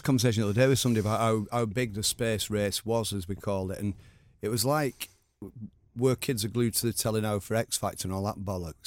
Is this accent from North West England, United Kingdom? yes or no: yes; Oldham, North West England, United Kingdom; I grew up in Oldham, same, same age as you pretty much